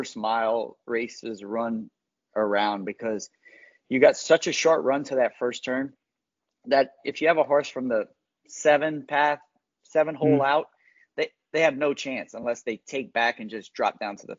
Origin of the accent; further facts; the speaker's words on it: Louisiana, United States; growing up in Louisiana, we grew up riding, racing Shetlands and stuff in fields